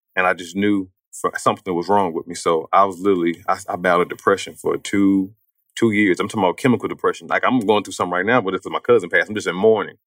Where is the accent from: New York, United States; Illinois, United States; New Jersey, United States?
Illinois, United States; East St. Louis; I'm from East Saint Louis